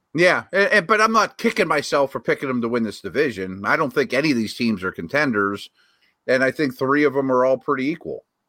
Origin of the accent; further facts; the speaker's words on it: Pittsburgh, Pennsylvania, United States; here to my hometown